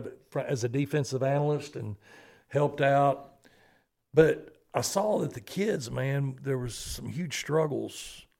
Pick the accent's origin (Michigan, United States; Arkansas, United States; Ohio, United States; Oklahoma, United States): Arkansas, United States; now in Georgia, United States; I'm originally from Arkansas.